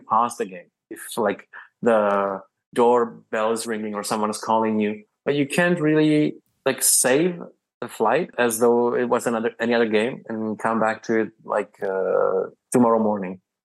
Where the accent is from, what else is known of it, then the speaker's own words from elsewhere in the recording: Prague, Czechia; I come from Prague, which is the capital of the Czech Republic.